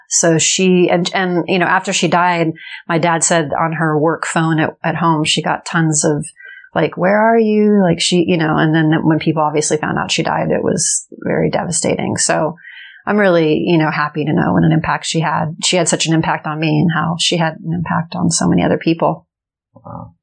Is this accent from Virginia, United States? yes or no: no; Los Angeles, California, United States; I grew up in Los Angeles and I'm actually the third generation born in Los Angeles